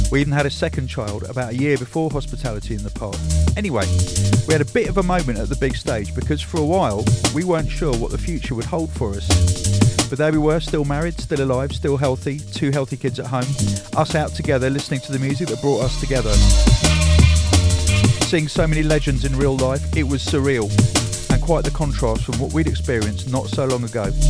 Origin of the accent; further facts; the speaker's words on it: Canada; we're from Canada and we were in England only for a few days.